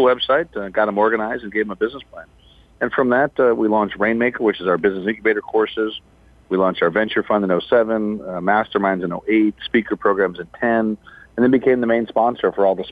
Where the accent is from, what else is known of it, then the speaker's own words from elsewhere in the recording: Chicago, Illinois, United States; born and raised in Chicago